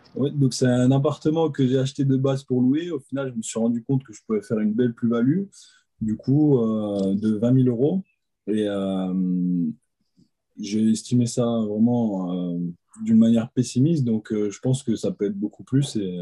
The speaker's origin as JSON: {"language": "French", "area": "Alsace", "region": "Grand Est", "country": "France", "said": "je viens d'Alsace"}